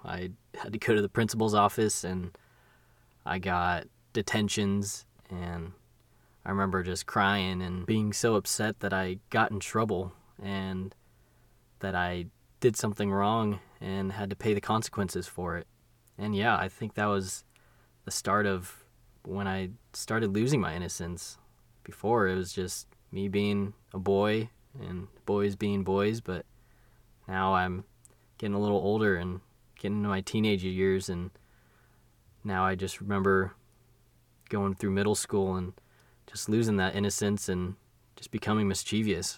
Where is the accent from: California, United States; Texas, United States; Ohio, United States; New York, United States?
California, United States; Long Beach; ended up in Long Beach, California, where, yeah, I was born